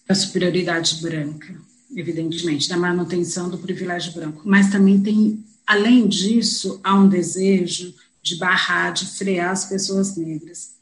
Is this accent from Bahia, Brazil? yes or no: no; São Paulo, Brazil; Eu sou de São Paulo, São Paulo é um estado